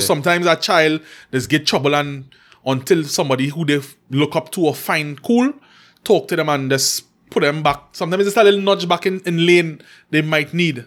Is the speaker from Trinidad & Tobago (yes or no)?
yes; Trinidad & Tobago; she and I grew up in McQuire.